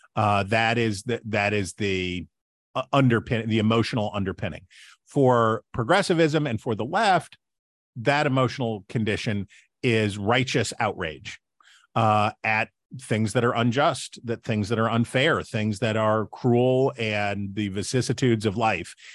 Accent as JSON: {"language": "English", "region": "West Virginia", "country": "United States", "said": "I'm from West Virginia"}